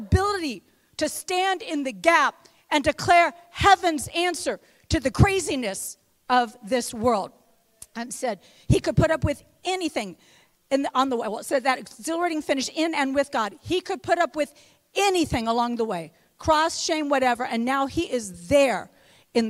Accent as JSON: {"language": "English", "town": "West Lafayette", "region": "Indiana", "country": "United States", "said": "I'm from the real Indiana. I'm from West Lafayette, Indiana."}